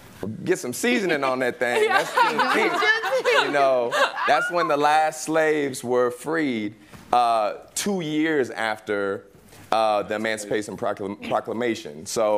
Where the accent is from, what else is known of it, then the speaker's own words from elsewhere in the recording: Houston, Texas, United States; I'm from Texas. I'm from Houston.